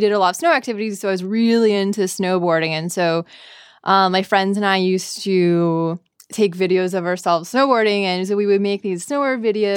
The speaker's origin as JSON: {"language": "English", "town": "Bracebridge", "region": "Ontario", "country": "Canada", "tie": "born or raised there", "accent": "Canadian", "moved": "as an adult", "lives_now": "San Francisco, United States", "said": "I am from a small town called Bracebridge."}